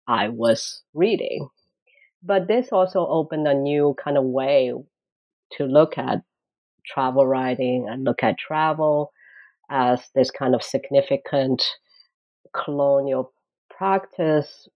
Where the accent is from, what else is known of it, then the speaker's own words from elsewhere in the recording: Shanghai, China; moved away as an adult; now in Boston, United States; I came from Shanghai, actually born in Shanghai, went to college in Shanghai, kind of never left the town until I graduated college